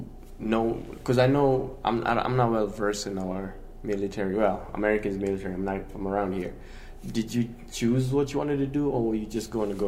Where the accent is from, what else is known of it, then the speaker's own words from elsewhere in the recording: Kenya; moved away; when I came here from Kenya, like, all my relationships just like that because we came, like, immediately.